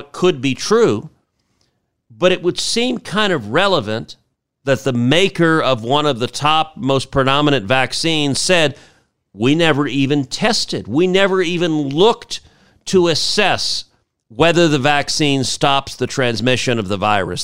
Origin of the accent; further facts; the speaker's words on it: Houston, Texas, United States; Houston, my hometown